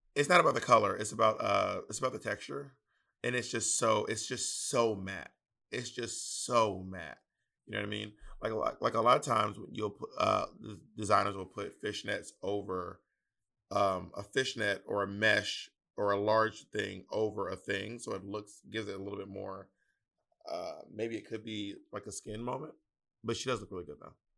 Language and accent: English; Southern, Southern United States, United States; accent: Southern; my Southern accent